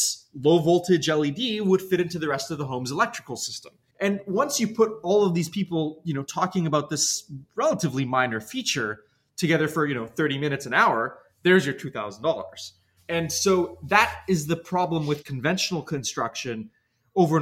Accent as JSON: {"language": "English", "town": "Toronto", "region": "Ontario", "country": "Canada", "tie": "born or raised there", "also_born_or_lived": "New York", "moved": "as an adult", "lives_now": "Los Angeles, United States", "said": "I grew up in Toronto, and then I moved to New York to study"}